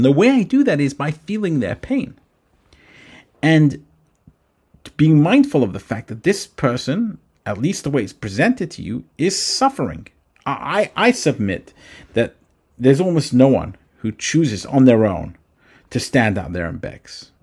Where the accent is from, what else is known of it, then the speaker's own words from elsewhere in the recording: England, United Kingdom; moved away; when I grew up in England